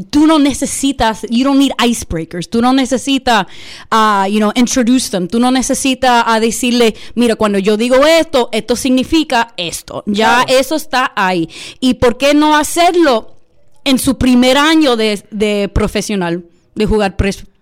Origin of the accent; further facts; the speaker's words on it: Dominican Republic; yo soy dominicano, eso yo necesito poner un poquito de bachata.